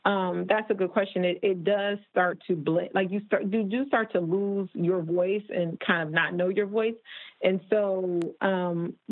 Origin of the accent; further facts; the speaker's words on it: Toledo, Ohio, United States; moved away as an adult; also born or lived in Michigan / Chicago; now in Los Angeles, United States; I'm from Toledo, Ohio, and went to school in Michigan